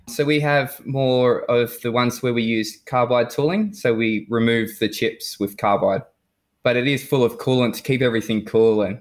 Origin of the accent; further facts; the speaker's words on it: Newcastle, New South Wales, Australia; now in Perth, Australia; Uh, so Newcastle, New South Wales